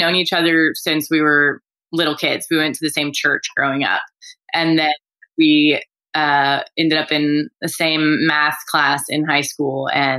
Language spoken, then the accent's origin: English; Houston, Texas, United States; Born and raised in Houston.